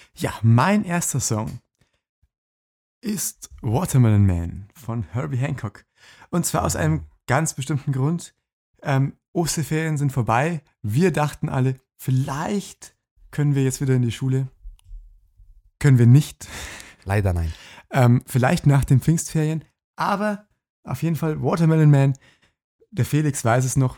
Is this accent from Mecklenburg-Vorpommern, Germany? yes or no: no; Lower Bavaria, Germany; alle Dörfer, die im, im Umkreis von meiner Heimat so 20 Kilometer liegen